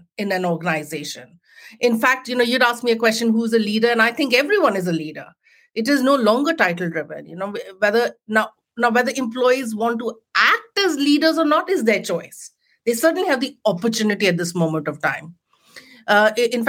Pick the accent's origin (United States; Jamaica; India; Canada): India; Jamshedpur, Jharkhand; moved away as an adult; now in United Kingdom; I grew up in a small town in India called Jamshedpur, which is the home of the Tatas.